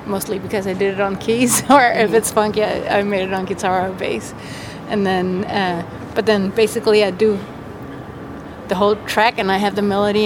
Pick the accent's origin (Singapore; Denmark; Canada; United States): Denmark; I was from Denmark